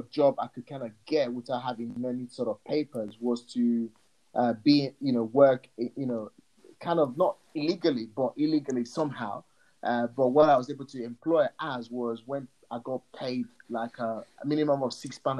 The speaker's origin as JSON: {"language": "English", "country": "Nigeria", "tie": "born or raised there", "second_language": "English", "moved": "as an adult", "lives_now": "United Kingdom", "said": "I was born and raised back in Africa."}